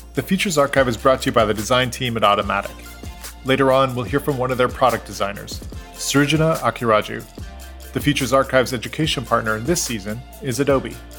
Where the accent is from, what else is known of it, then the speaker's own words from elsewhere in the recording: Maine, United States; moved away; I'm from Maine originally